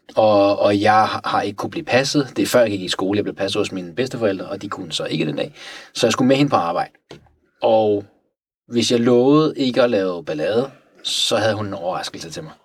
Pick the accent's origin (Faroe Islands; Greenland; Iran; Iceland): Iran; Tehran, Tehran Province; now in Denmark; jeg er vokset op i Teheran